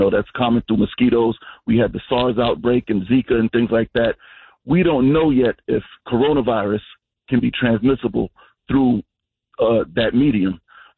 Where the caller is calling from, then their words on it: Mount Vernon, New York, United States; We're calling from the Fire Department of Mount Vernon, New York.